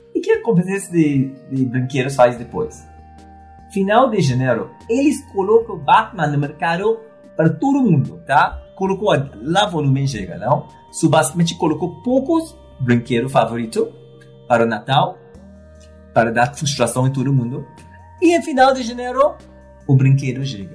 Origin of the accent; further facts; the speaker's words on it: Trinidad & Tobago; Portuguese is a second language; moved away as an adult; also born or lived in London, United Kingdom / United States / Argentina / Mexico; now in Brazil; Eu nasci na ilha, se chama Trindade e Tobago. Um, saí do paraíso para estudar em Londres